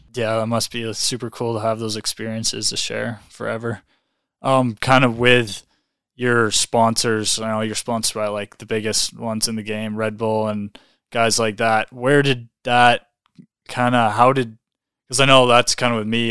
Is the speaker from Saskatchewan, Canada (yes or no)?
no; Calgary, Alberta, Canada; I'm from Calgary here